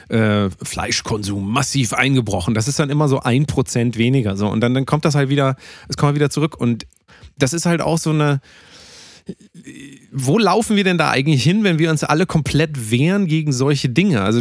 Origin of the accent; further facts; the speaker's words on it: Turkey; German is a second language; ich bin ja Türke äh, ah. hört man auch teilweise an dem Akzent ja so.